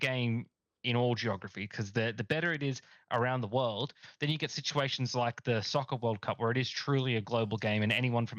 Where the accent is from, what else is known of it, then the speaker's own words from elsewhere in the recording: Australia; obviously as an Australian fan, you know, I'm happy for Fiji.